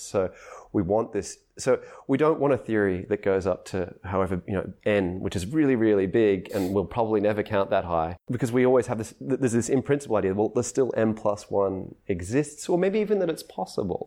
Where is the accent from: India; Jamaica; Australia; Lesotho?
Australia; I'm Australian